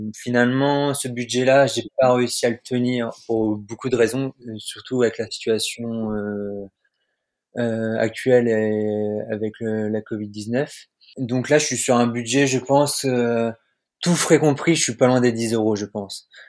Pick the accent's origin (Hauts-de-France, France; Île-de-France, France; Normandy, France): Normandy, France; also born or lived in Orbec; je viens de Normandie et je suis actuellement en Zambie.